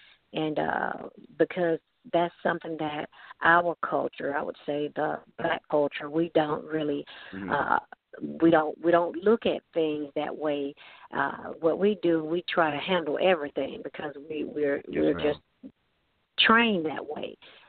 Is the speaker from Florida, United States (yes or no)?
no; Lithonia, Georgia, United States; Georgia, Lithonia, Georgia.